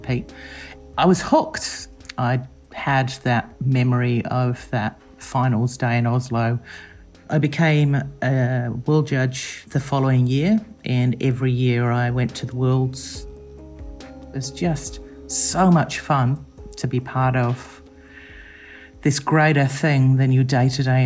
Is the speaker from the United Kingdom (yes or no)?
no; New Zealand; I'm from New Zealand